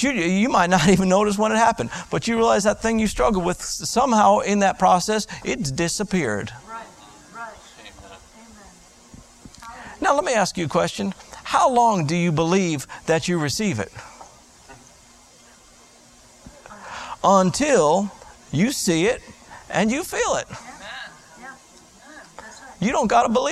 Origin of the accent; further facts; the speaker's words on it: South Florida, United States; I grew up in South Florida.